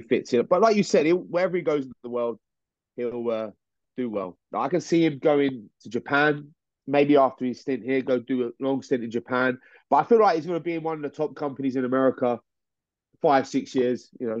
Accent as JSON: {"language": "English", "country": "United Kingdom", "said": "I reckon we're just victims of geography, that people just see we're from the UK. We're British, so automatically we're just pegged down a couple of like layers."}